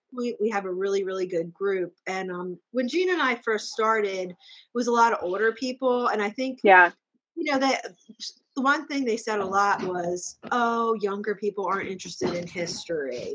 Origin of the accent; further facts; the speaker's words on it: Boyertown, Pennsylvania, United States; also born or lived in Douglasville, Pennsylvania; we lived in Boyertown and then um, Douglasville